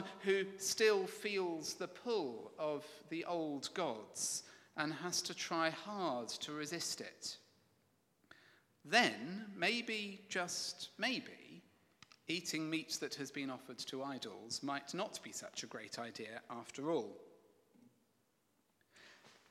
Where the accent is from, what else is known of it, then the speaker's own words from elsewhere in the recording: England, United Kingdom; I'm English.